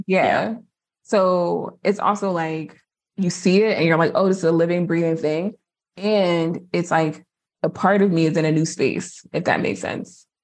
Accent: New Jersey, United States; I'm from Jersey

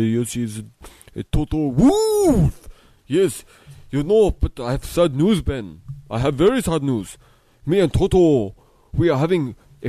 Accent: Austria; English is a second language; Yes, do you know where I am from? I am from Austria.

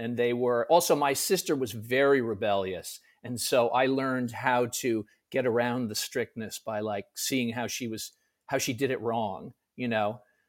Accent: Connecticut, United States; now in New York, United States; I'm from Connecticut originally. I live in New York now.

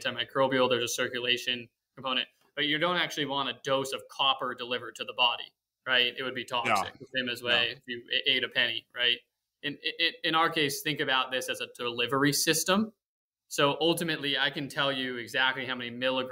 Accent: West Coast, United States; I grew up on the West Coast

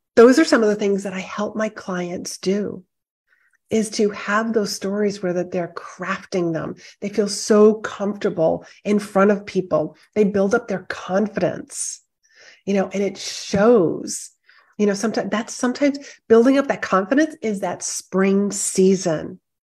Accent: Northeast, United States; I am from the Northeast

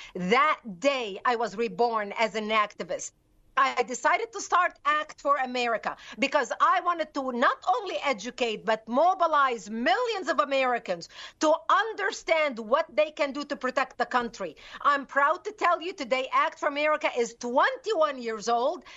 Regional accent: Lebanon; moved away; I was born and raised in Lebanon

